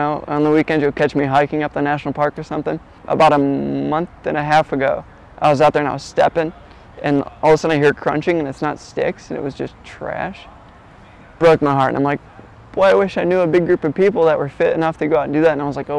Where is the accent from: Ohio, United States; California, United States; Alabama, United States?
Ohio, United States; Wauseon; I'm from Wausau, Ohio. It's Northwest Ohio, super small town. Like, we have a Walmart, that's about it.